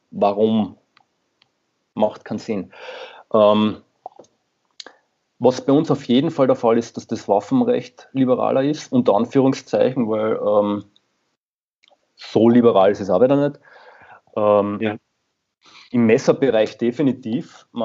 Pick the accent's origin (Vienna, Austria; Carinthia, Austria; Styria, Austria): Carinthia, Austria; ich komme ja selbst aus Kärnten, im Endeffekt